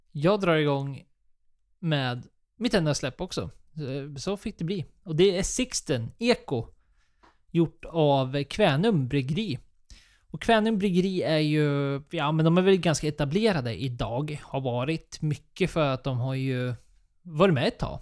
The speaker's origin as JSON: {"language": "Swedish", "country": "Sweden", "said": "vi som svenskar"}